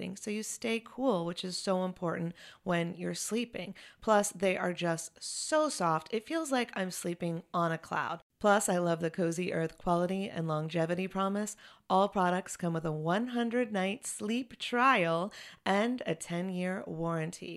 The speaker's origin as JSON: {"language": "English", "town": "Chapel Hill", "region": "North Carolina", "country": "United States", "tie": "born or raised there", "also_born_or_lived": "Los Angeles", "moved": "as an adult", "said": "Elle and I are from Chapel Hill, so our childhood home is Chapel Hill"}